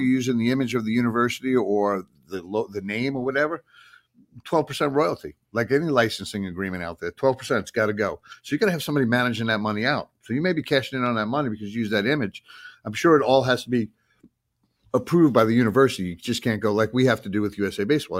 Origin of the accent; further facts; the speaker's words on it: Long Island, New York, United States; I'm from Long Island.